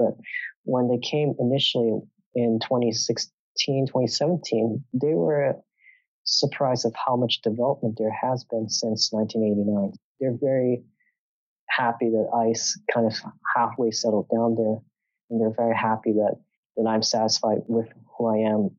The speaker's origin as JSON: {"language": "English", "country": "Hong Kong", "said": "proud to be from Hong Kong, to be born in Hong Kong, and I'm proud to be a Hong Konger as well. Although I'm still Canadian right now, I would say I'm Canadian, Polish, and Hong Konger."}